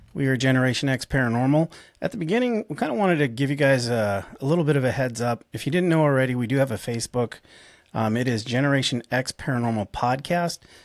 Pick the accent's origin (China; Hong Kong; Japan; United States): United States; Tucson, Arizona; moved away; also born or lived in San Diego; I'm from Tucson. Um, I lived most of my life in Tucson, yes, for a very long period of time. I also lived in San Diego, but I would say my, my home is Tucson, Arizona. Hometown, if you will